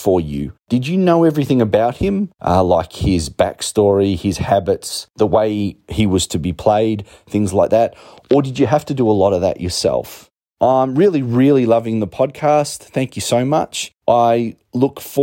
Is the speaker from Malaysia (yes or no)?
no; Canberra, Australian Capital Territory, Australia; I'm from Canberra, Australia